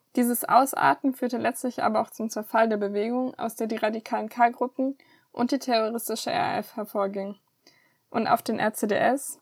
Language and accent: German; Southern Germany, Germany; als Süddeutsche